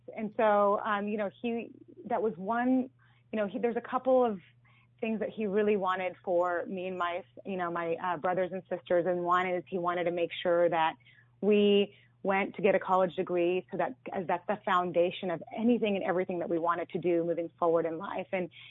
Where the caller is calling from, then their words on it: Mountain View, California, United States; From Mountain View, California.